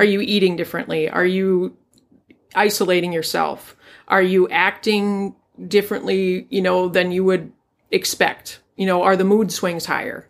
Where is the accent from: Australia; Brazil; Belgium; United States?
United States; Duluth, Minnesota; I grew up here in Duluth